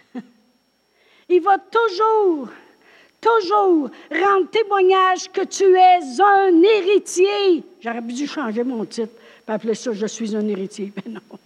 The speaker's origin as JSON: {"language": "French", "town": "Drummondville", "region": "Quebec", "country": "Canada", "also_born_or_lived": "New Brunswick", "moved": "as an adult", "said": "moi je viens de Drummondville"}